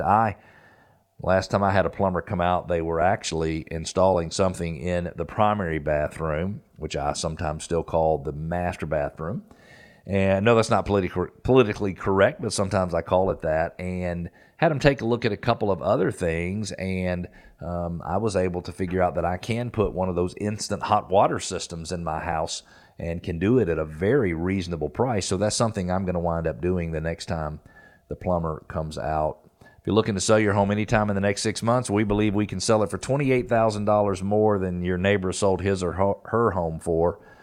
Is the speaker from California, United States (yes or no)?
no; Peachtree Corners, Georgia, United States; in Peachtree Corners, which is in my old stomping ground. That is where I grew up in Metro Atlanta.